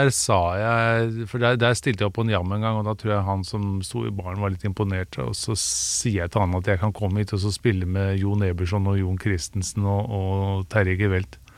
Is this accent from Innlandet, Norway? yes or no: no; Sandefjord, Vestfold, Norway; also born or lived in United States; now in Oslo, Norway; Jeg er jo opprinnelig fra Sandefjord, men eh, var fast bestemt på at jeg måtte liksom slå meg opp og frem i Oslo